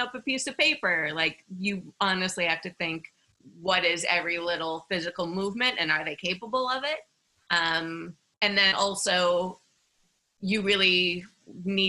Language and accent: English; Minneapolis, Minnesota, United States; I grew up in Minneapolis, which is a really great city for